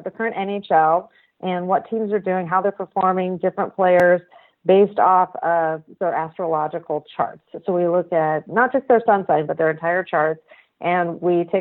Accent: Pacific Northwest, United States; now in Oregon, United States; I'm not Canadian, and I didn't grow up in the Midwest. I'm a Pacific Northwesterner, and it wasn't until into my 20s I moved to Oregon

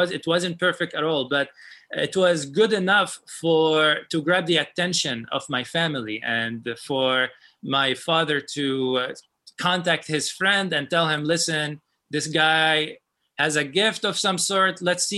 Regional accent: Lebanon; moved away; And I told him, I came from Lebanon. I want to study with you.

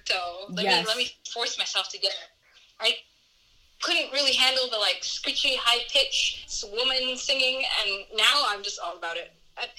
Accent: Somalia; Where are you from? Somalia. I'm Somali.

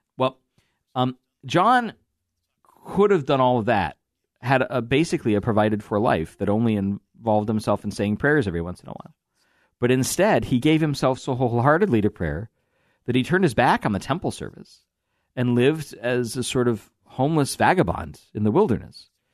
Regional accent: Iowa, United States; I'm from Iowa

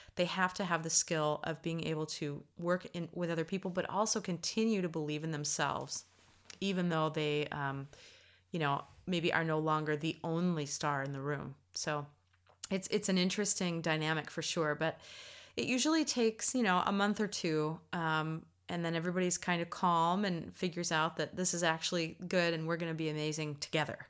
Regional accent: United States; being an American

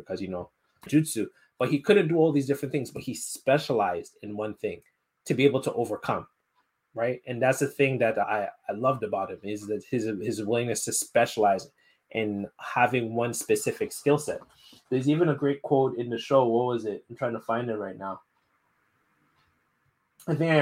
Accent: Montreal, Quebec, Canada; I'm half Nigerian, so we always had like Nigerian parties and events in Montreal

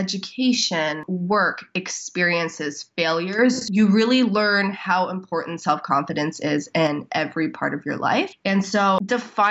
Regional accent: Toronto, Ontario, Canada; born and raised in Toronto

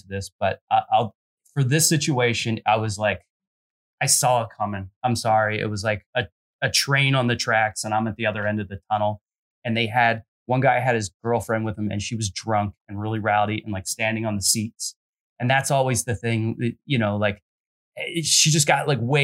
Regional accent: Philadelphia, Pennsylvania, United States; moved away as an adult; also born or lived in New Zealand; now in Los Angeles, United States; I grew up in Philly, and I'm almost getting to the point where I've been in LA longer than Philly.

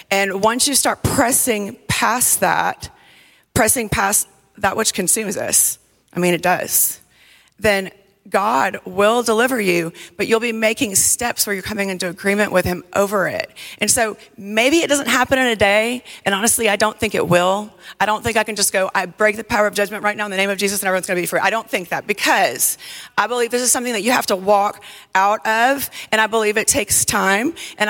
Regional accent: the South, United States; when I was younger, I just thought, oh, I parent like a Southerner. I'm from the South. That's just how I do it.

